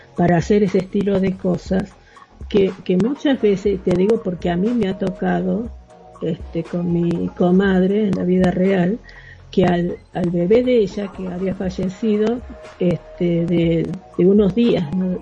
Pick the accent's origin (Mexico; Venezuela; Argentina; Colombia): Argentina; moved away; yo soy argentina